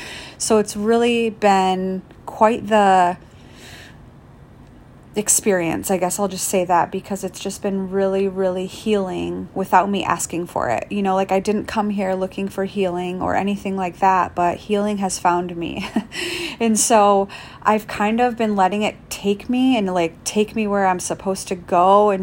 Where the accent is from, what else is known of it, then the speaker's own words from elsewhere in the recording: Michigan, United States; now in Palm Springs, United States; but I came here from Michigan, and for me, it was like California was always like the end goal, you know, being a Midwest girl